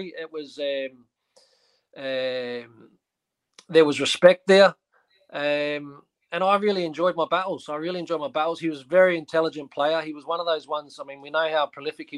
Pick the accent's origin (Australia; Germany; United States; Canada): Australia; moved away; also born or lived in Scotland; as an Aussie growing up